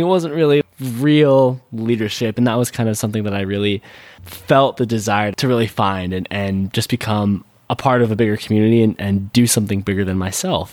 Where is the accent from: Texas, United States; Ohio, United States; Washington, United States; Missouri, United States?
Washington, United States; a suburb outside of Seattle; being a 15 year old and growing up in a suburb outside of Seattle